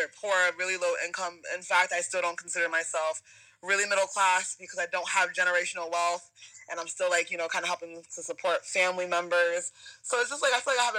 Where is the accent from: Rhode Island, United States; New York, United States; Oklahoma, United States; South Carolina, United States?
Rhode Island, United States; Providence; moved away as an adult; also born or lived in Jeju Island, South Korea; now in Boston, United States; I'm from Providence, Rhode Island